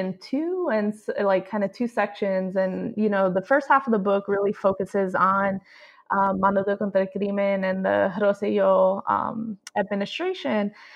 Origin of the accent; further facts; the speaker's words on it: United States; somebody who was coming from the U.S., as somebody who was not kind of born and raised in Puerto Rico